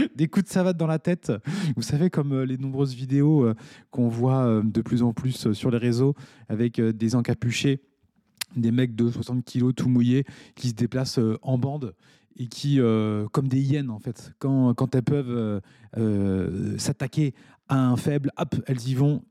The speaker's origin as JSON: {"language": "French", "country": "France", "moved": "yes", "lives_now": "Mauritius", "said": "je suis français"}